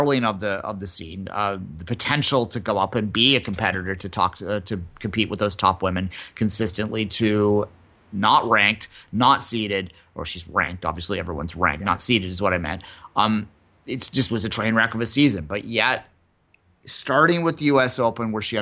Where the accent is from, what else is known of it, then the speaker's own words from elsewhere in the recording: Canada; we are Canadian